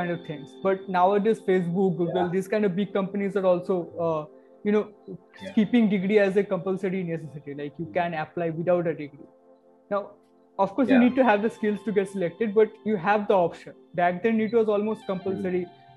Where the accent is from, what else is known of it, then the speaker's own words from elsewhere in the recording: Cooch Behar, West Bengal, India; moved away; I come from Kuchbihar. Okay, Kuchbihar is a place